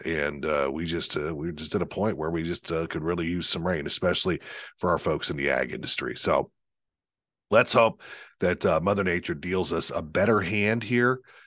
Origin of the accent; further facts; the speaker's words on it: United States; as an American